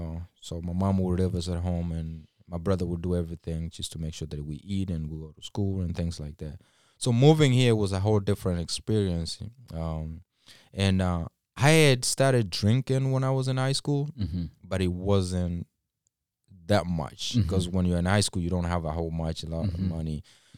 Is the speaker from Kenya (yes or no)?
yes; Kisii County, Kenya; English is a second language; moved away as an adult; So when I moved straight from Kenya here, and when I speak of Kenya, you know, some people were raised in cities and all that. I was raised in a suburb, in a village.